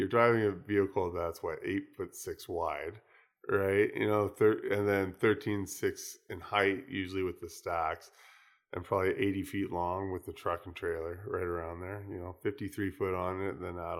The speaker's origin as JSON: {"language": "English", "country": "United States", "moved": "as an adult", "lives_now": "Vancouver, California, United States", "said": "I came from the States and I came from a small town with nobody there. And, you know, traffic was basically non-existent."}